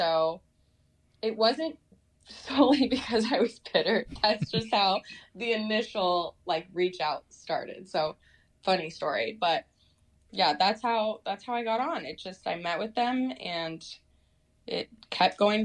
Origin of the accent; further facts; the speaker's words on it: Portland, Oregon, United States; also born or lived in Arizona; I'm from Portland, Oregon